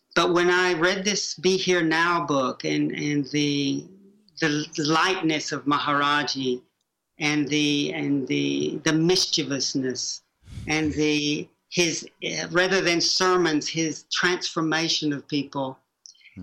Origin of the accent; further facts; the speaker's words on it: Chattanooga, Tennessee, United States; Growing up in Prairie Peninsula, Chattanooga, Tennessee